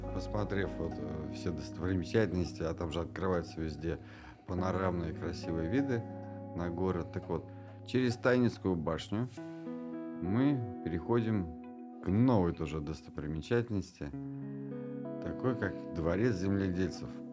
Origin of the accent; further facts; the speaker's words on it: Kazan, Tatarstan, Russia; мы с Аделем, как коренные казанцы, помним эту улицу еще не пешеходной